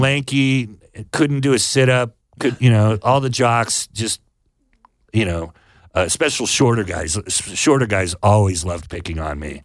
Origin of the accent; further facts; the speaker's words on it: Sonoma, California, United States; I grew up in Sonoma